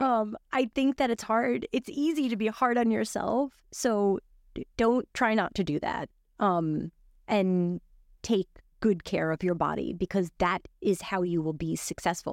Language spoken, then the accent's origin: English; New York City, New York, United States; also born or lived in Miami; grew up in Brooklyn. I grew up in New York